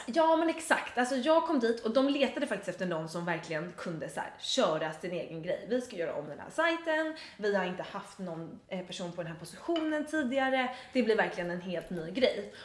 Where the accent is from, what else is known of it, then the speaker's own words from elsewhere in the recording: Dalarö, Stockholm County, Sweden; now in Stockholm, Sweden; på Dalarö där jag är uppvuxen.